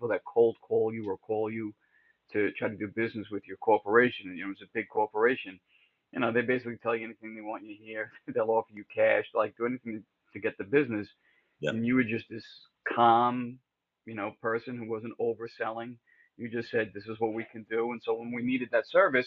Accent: upstate New York, United States; moved away as an adult; also born or lived in Bronx, New York / Rockaway Beach, New York; I was born in the Bronx, but I spent most of my formative years in upstate New York

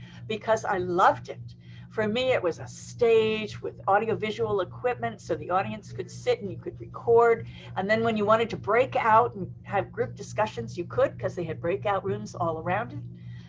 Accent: East Coast, United States; I grew up on the East Coast

